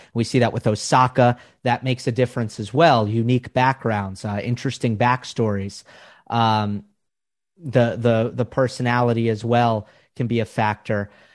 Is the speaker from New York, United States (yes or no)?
yes; Long Island, New York, United States; moved away as an adult; now in Los Angeles, United States; where I grew up and on Long Island